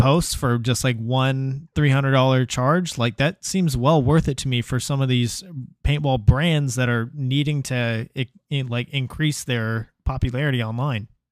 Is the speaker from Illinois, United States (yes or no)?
no; New York, United States; now in Texas, United States; I was born in New York.